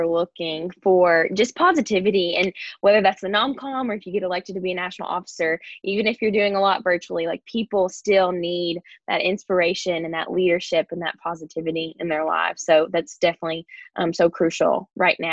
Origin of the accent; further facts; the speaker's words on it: Kentucky, United States; I'm from Kentucky.